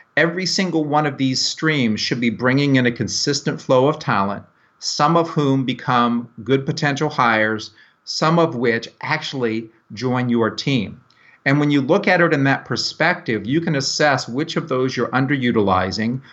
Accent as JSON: {"language": "English", "town": "Tampa", "region": "Florida", "country": "United States", "said": "I'm from Tampa Bay, Florida"}